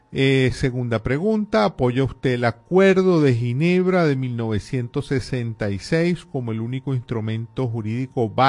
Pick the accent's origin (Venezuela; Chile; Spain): Venezuela; cómo se va a decir que uno no está de acuerdo como venezolano con que eh, Venezuela reclame la Guayana